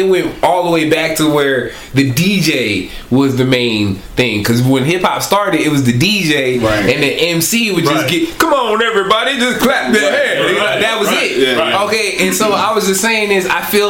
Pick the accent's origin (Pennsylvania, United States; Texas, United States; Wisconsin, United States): Pennsylvania, United States; Philadelphia; accent: northern accent; also born or lived in the South; I mean, I'm from Philadelphia, you know what I'm saying? And so, like, I have a northern accent in some instance, but then in some instance I use southern words, you know what I mean? So I was raised down here